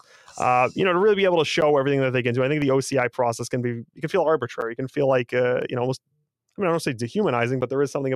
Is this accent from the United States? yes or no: yes; Boston, Massachusetts, United States; we're two guys from Boston